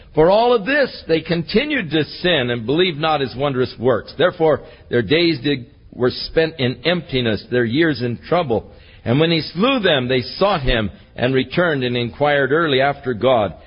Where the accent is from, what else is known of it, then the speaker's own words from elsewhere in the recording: Ventura, California, United States; I was born in the Big Sisters Hospital in Ventura.